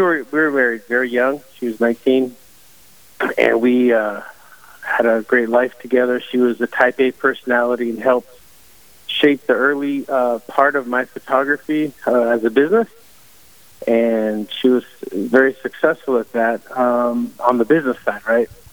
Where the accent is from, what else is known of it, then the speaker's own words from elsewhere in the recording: Silicon Valley, California, United States; I grew up in Silicon Valley